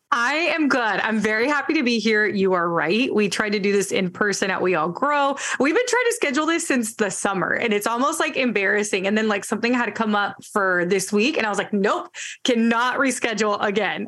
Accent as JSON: {"language": "English", "area": "Bay Area", "region": "California", "country": "United States", "tie": "born or raised there", "first_language": "Spanish", "second_language": "English", "said": "I grew up in the Bay Area, went to college in the Bay Area"}